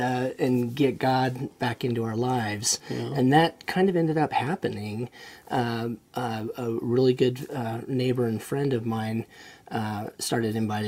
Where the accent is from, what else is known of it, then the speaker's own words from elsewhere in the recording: Hyde Park, Utah, United States; also born or lived in Orem, Utah; I was born in rural Hyde. Well, I was born in Orem, but we moved to Hyde Park when I was very young.